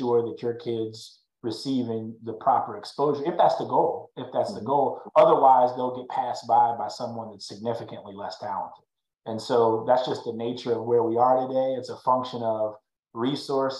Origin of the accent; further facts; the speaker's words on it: Fort Wayne, Indiana, United States; now in Dallas, United States; I grew up in Fort Wayne, Indiana